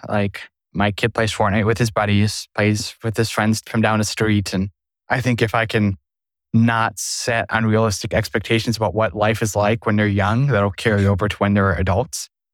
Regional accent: Sioux Falls, South Dakota, United States; in my hometown, it's Sioux Falls

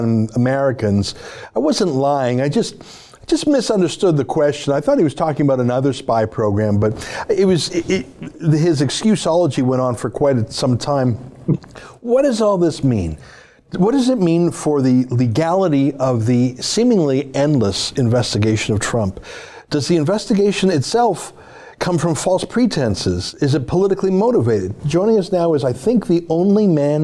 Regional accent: Canada; I'm a Canadian

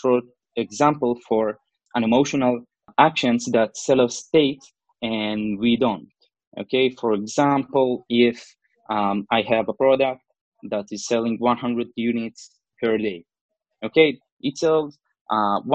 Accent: Israel; I'm from Israel.

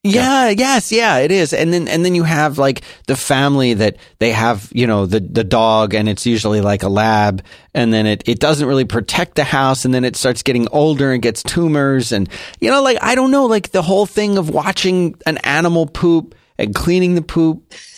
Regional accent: Philadelphia, Pennsylvania, United States; now in Texas, United States; I was born and raised in Philadelphia

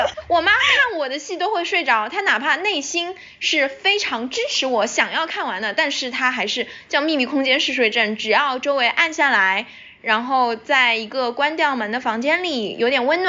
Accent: China; moved away; 我也是前些年回国实习了一次之后，

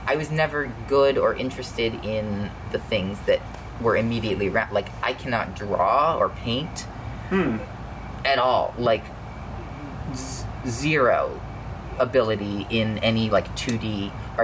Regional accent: Louisville, Kentucky, United States; I grew up in in Louisville

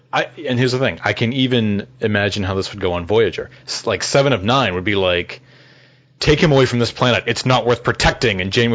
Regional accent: Boston, Massachusetts, United States; accent: Boston; I would say it in my Boston accent, have a happy new year.

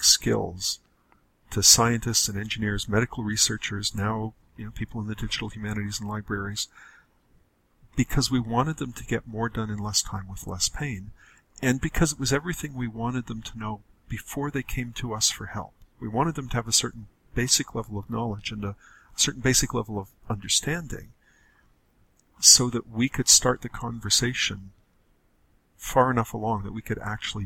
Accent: Canada; I'm a Canadian

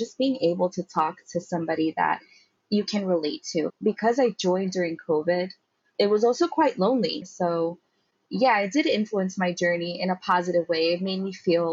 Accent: New York, United States; I'm from New York

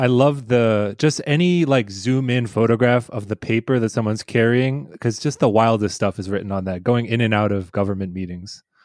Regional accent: Boston, Massachusetts, United States; I'm from Boston

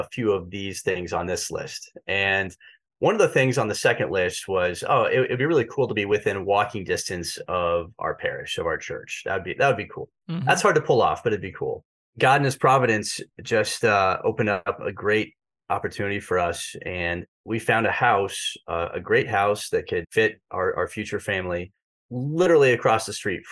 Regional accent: Kansas City, United States; I went to Catholic schools growing up in Kansas City

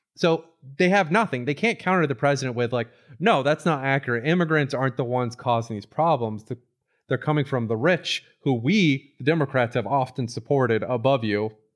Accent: Florida, United States; my childhood growing up in Florida

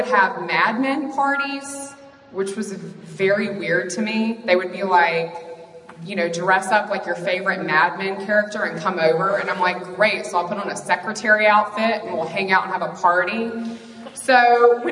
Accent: Mississippi, United States; moved away; also born or lived in New York City; I'm from Mississippi

